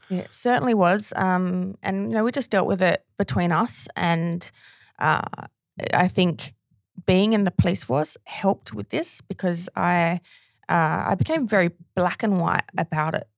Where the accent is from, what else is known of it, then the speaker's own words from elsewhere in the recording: Australia; my hometown